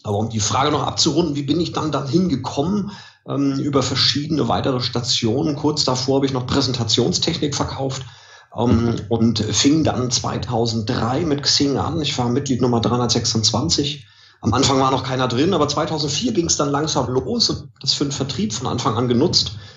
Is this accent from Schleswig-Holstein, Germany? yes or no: yes; Mölln, Schleswig-Holstein, Germany; wo ich herkomme, Mölln